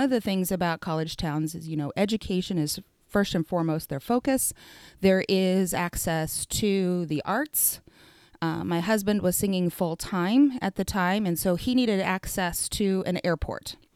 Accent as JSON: {"language": "English", "town": "Ponca City", "region": "Oklahoma", "country": "United States", "tie": "born or raised there", "also_born_or_lived": "Wichita, Kansas / Connecticut", "lives_now": "Stillwater, United States", "said": "I was raised in Ponca City"}